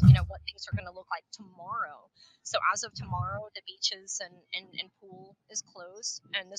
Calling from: Puerto Rico; here I'm, you know, calling from, or I'm joining from Puerto Rico.

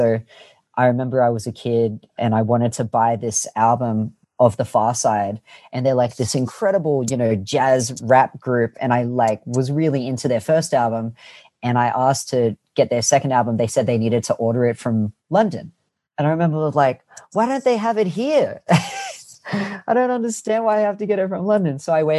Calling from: Annandale, New South Wales, Australia; I'm in a city called Annandale in the inner west of Sydney.

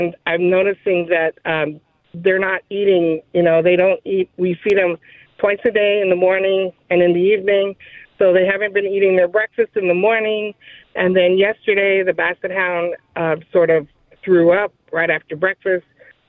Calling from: Lahaina, Hawaii, United States; I am calling from Lahaina, Maui, Hawaii.

